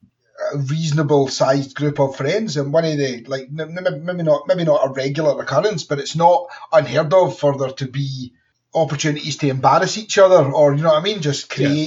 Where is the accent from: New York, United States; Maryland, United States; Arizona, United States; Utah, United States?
Utah, United States; It's like, my Glaswegian husband moved in with me, and I grew up in Utah.